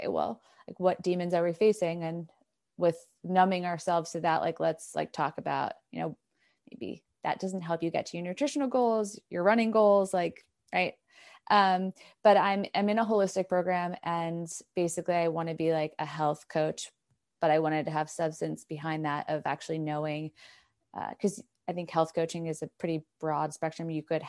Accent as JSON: {"language": "English", "region": "New York", "country": "United States", "said": "Yeah, I'm from New York originally, but now I feel like I'm from everywhere in the US because I just keep moving around."}